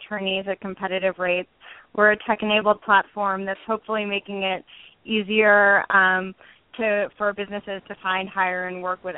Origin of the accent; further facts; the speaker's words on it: New York City, New York, United States; I grew up in New York City before going to Yale for both college and law school